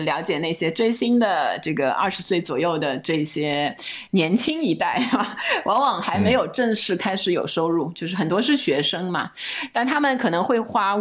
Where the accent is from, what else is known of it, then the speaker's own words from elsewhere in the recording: Shanghai, China; 我是上海人